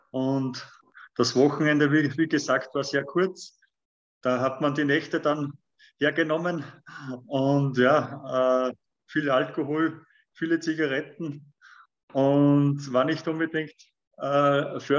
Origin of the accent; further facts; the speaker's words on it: Wallsee, Lower Austria, Austria; ich bin in der Mitte von Österreich aufgewachsen, äh, genauer gesagt in Walsee, Niederösterreich. Das ist zwischen Linz und Wien, also 50 Kilometer von Linz entfernt.